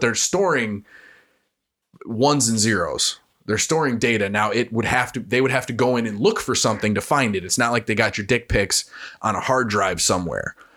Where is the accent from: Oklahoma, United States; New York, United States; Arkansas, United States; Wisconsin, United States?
Wisconsin, United States; I'm a Wisconsinite